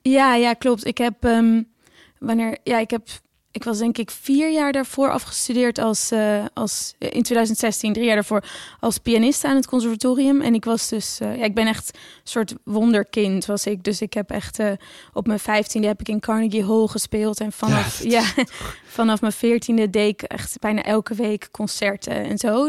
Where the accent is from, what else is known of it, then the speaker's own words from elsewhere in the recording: Oudkerk, Friesland, Netherlands; moved away; also born or lived in The Hague / Brussels; ik kom uit Oortjerk en ik ben echt naar de basisschool En ja, iedereen praat gewoon Fries